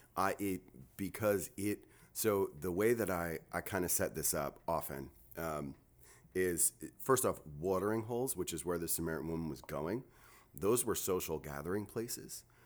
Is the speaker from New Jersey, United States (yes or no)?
yes; New Jersey, United States; moved away as an adult; now in North Carolina, United States; I am from Jersey my whole life, thirty-nine years till I moved down here.